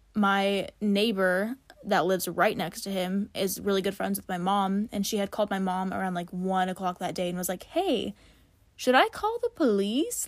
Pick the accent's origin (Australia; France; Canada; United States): United States; Hutchinson, Kansas; I grew up in Hutchinson, Kansas